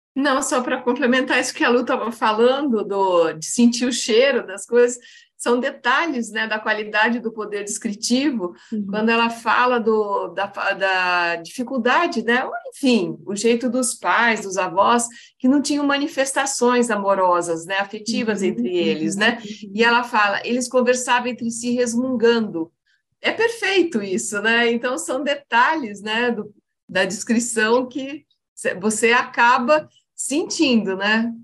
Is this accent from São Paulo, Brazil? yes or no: yes; interior of São Paulo, Brazil; eu sou de São Paulo, do interior de São Paulo